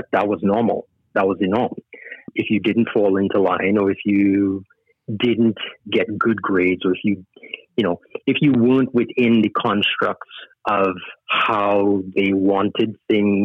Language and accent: English; Trinidad & Tobago; also born or lived in Canada; now in Sacramento, United States; I was born and raised in Trinidad